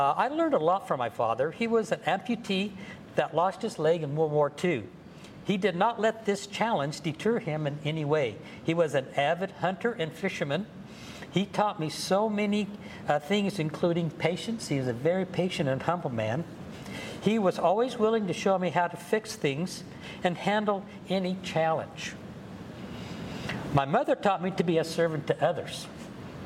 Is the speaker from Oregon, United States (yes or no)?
no; Montrose, Colorado, United States; I was born and raised in Montrose, Colorado, a small town in western Colorado